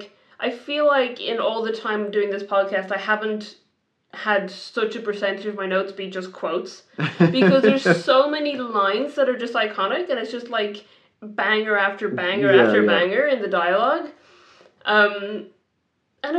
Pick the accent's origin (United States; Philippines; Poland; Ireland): Ireland; Being an Irish person myself